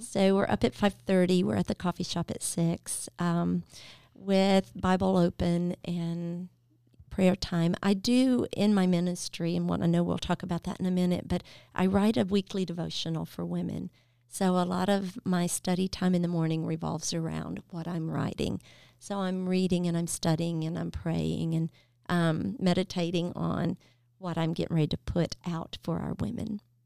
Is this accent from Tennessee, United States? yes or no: yes; Nashville, Tennessee, United States; moved away as an adult; in Nashville that can actually say this is where I was born and raised.